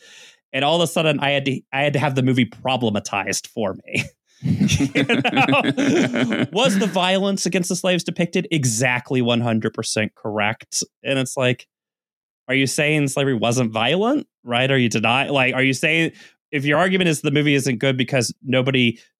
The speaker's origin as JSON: {"language": "English", "region": "the South", "country": "United States", "tie": "born or raised there", "said": "growing up in the South"}